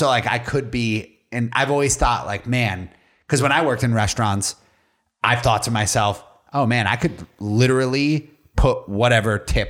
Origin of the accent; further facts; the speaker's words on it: Spain; I'm from Spain. Hello, I'm from Spain.